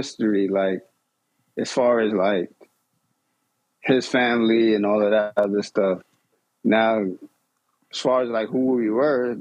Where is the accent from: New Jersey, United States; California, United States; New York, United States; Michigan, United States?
New York, United States; I grew up in New York